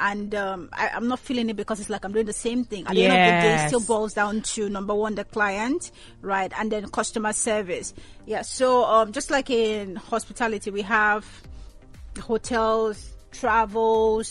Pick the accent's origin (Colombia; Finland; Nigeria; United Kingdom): Nigeria; moved away as an adult; also born or lived in Ghana; Secondary school, Nigeria, university, Ghana